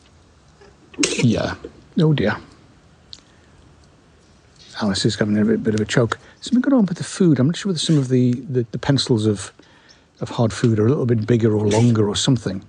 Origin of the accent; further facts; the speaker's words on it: United Kingdom; I'm a Brit